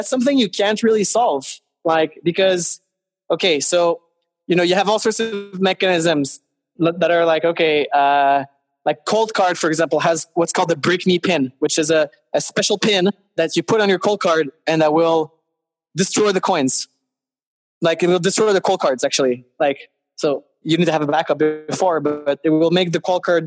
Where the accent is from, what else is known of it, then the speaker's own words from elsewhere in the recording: Montreal, Quebec, Canada; I live in Canada. I'm from Montreal.